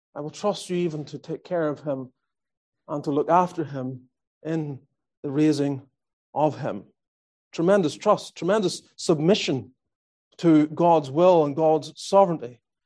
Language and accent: English; Northern Ireland, United Kingdom; moved away as an adult; also born or lived in Australia / Calgary, Alberta, Canada; now in Greenville, United States; I grew up in Northern Ireland